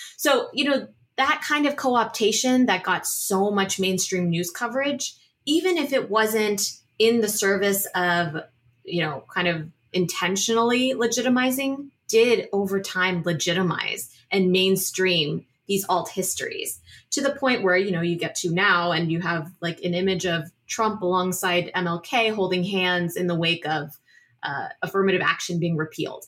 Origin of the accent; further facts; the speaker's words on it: Northern Virginia, United States; I grew up in Northern Virginia, you know, outside D C